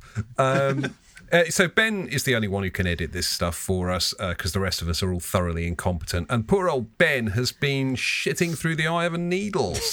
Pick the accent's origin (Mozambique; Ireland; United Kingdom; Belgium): United Kingdom; Lancaster, North West England; I grew up in Lancaster in the north